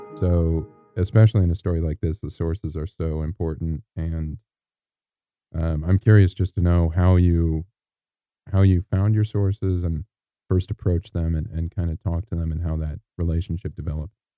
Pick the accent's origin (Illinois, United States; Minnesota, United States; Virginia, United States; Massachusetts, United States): Illinois, United States; moved away as an adult; now in Malibu, United States; I'm from Illinois, which, you know, we get our fair amount of rain and snow.